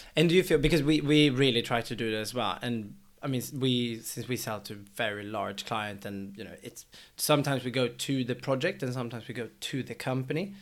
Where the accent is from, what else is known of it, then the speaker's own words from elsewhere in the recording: Sweden; now in London, United Kingdom; since we're both from Sweden